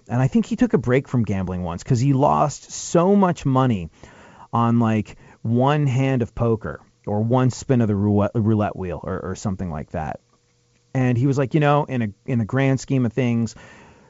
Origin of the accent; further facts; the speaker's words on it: England, United Kingdom; moved away; growing up in England, which I did